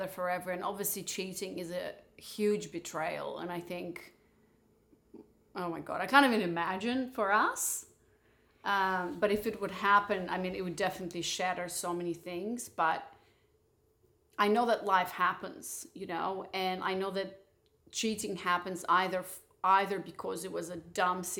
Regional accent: Moldova; moved away; also born or lived in Barcelona; I was born in Moldova

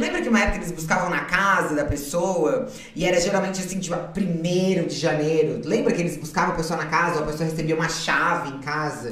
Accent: Florianópolis, Santa Catarina, Brazil; also born or lived in Salvador / Porto Alegre; Eu sou nascida em Florianópolis, morei muitos anos lá. Morei em Salvador, morei em Porto Alegre, minha família é toda é gaúcha

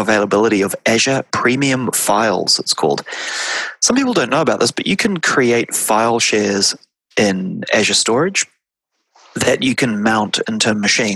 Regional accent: Wellington, New Zealand; moved away; Originally, I say, oh, I'm from New Zealand. And they say, where in New Zealand? And I say, Wellington.

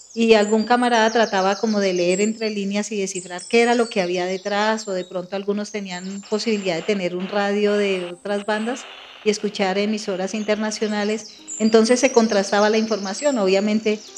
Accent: Bogotá, Colombia; also born or lived in Tolima; soy hija de padres inmigrantes, campesinos vinieron a, Bogotá, desplazados más por la, lo que uno llama la violencia estructural socioeconómica, o sea, en el campo no había mayores posibilidades. Y mi papi se vino a Bogotá con mi madre. Yo estaba muy, muy niña, tenía por ahí dos años

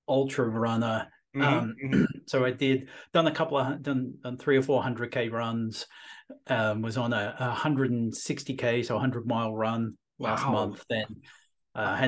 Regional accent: Australia; moved away as an adult; also born or lived in London, United Kingdom; now in Wellington, New Zealand; I'm originally from Australia

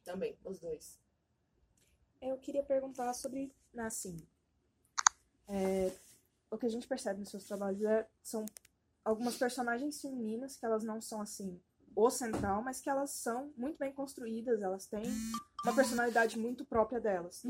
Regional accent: Bahia, Brazil; now in São Paulo, Brazil; Eu sou baiana, né? Não sei se vocês sabem, eu moro aqui, mas eu, eu não sou daqui, eu sou baiana. Então eu cresci no meio dessa, dessa maluquice toda

